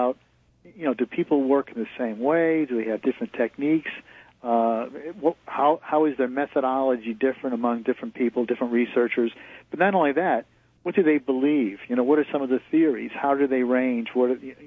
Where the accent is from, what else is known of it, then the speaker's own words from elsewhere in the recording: Connecticut, United States; I grew up in New England. I grew up in Connecticut.